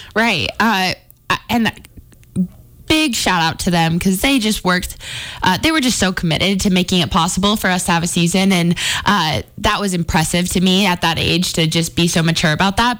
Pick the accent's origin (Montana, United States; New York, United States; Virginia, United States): Montana, United States; Billings; moved away as an adult; now in Missoula, United States; Growing up in Billings